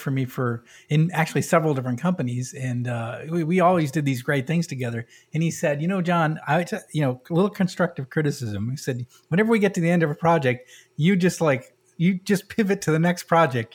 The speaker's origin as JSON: {"language": "English", "region": "New England", "country": "United States", "moved": "yes", "said": "I'm from New England"}